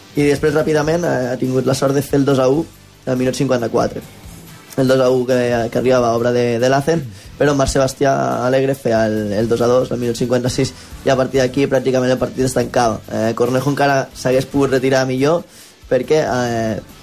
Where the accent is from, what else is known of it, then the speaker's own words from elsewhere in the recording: Móra la Nova, Catalonia, Spain; al ser el meu poble